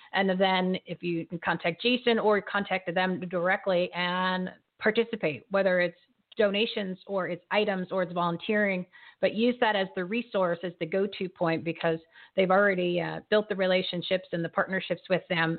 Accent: New Jersey, United States; I'm from New Jersey

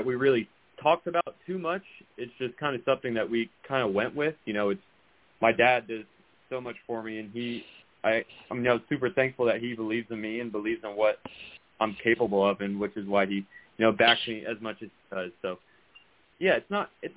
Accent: Miami, Florida, United States; I'm from Miami

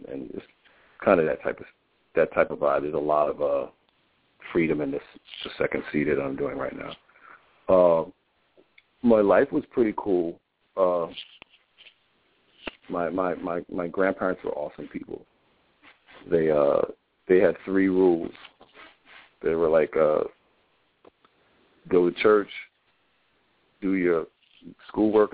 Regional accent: New Brunswick, New Jersey, United States; I was born in New Brunswick, New Jersey. I was raised by foster grandparents

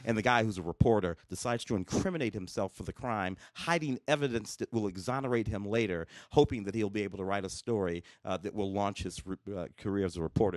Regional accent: St. Louis, Missouri, United States; Saint Louis quite a lot, my hometown

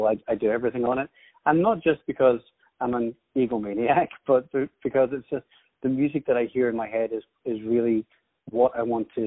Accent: Scotland, United Kingdom; also born or lived in Ireland / New York; I was actually born in Ireland, and then I spent some time growing up in New York. Um, and then, m- because my father moves around a lot with his work, we ended up in Scotland. So I've actually lived in Scotland most of my life.

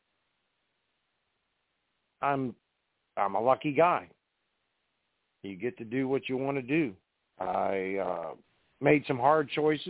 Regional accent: Parkersburg, West Virginia, United States; I grew up in Parkersburg, West Virginia.

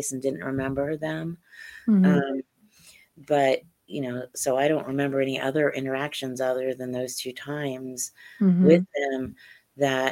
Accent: Central and Southern Ohio, United States; I grew up in Central and Southern Ohio

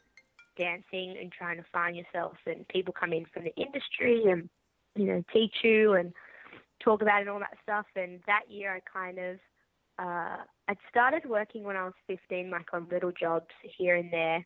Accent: Sydney, New South Wales, Australia; I'm from Sydney in Australia. Grew up there.

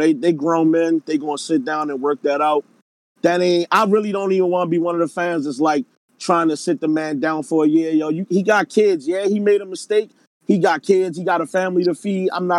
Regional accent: Baltimore, Maryland, United States; accent: Baltimore; my Baltimore accent

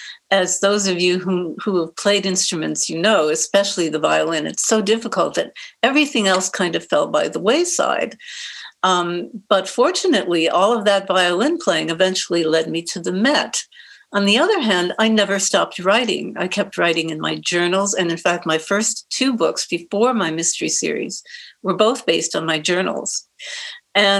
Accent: Detroit, Michigan, United States; also born or lived in New York / San Diego, California; now in Edmonds, United States; when I was growing up in Detroit

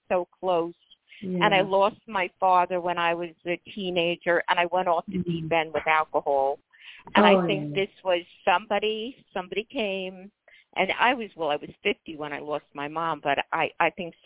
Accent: New York City, New York, United States; I'm from New York City

